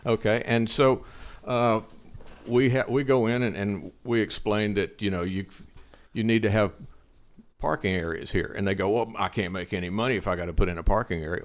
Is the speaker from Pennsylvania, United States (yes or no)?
no; Liberty, Texas, United States; my hometown, Liberty